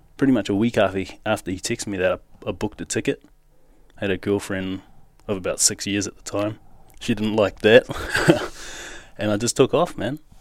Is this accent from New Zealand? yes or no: yes; Auckland, New Zealand; moved away as an adult; now in Western Australia, Australia; I grew up in South Auckland, so that's in New Zealand